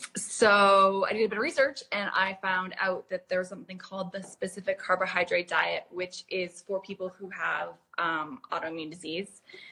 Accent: Canada; moved away as an adult; now in London, United Kingdom; I grew up in Canada and I moved to London when I was about 21, 22.

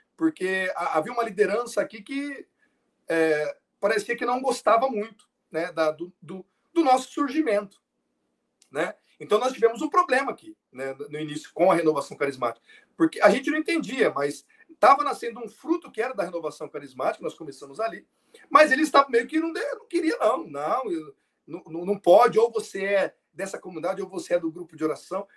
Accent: Votuporanga, São Paulo, Brazil; eu sou de Votuporanga, São Paulo

